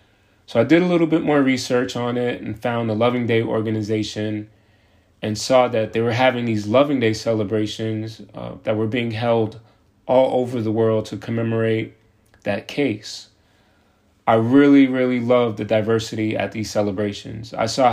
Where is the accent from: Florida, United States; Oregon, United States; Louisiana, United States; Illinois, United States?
Florida, United States; South; also born or lived in New York / Denver; now in Atlanta, United States; I'm originally from New York. I was raised in South Florida and lived in Denver for 8 years before moving here in the fall of 2015. I know it's been 7 years, but I still don't know Atlanta like I should